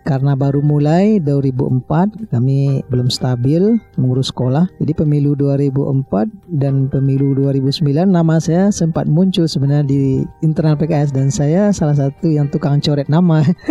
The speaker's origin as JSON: {"language": "Indonesian", "town": "Payakumbuh", "region": "West Sumatra", "country": "Indonesia", "tie": "born or raised there", "said": "kampung halaman saya sendiri Kumbu 50 kota"}